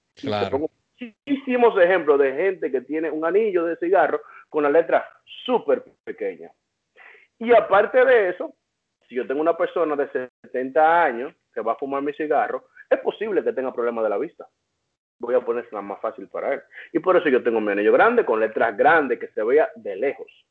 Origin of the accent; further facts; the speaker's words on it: Dominican Republic; now in United States; soy dominicano